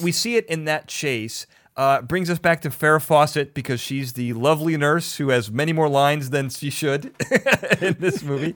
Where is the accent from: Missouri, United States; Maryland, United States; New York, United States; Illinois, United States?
Illinois, United States; Chicago; now in Los Angeles, United States; I'm from Chicago. We had the L, elevated trains.